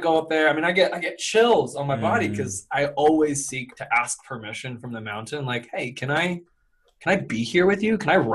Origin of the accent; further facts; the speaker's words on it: Louisville, Kentucky, United States; now in Boulder, United States; I grew up in good old Louisville, Kentucky, and I currently live in Boulder, Colorado